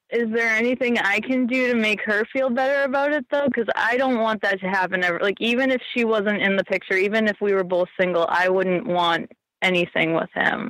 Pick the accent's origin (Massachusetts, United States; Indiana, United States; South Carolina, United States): Massachusetts, United States; now in Santa Barbara, United States; I'm originally from Massachusetts, but I live in Santa Barbara now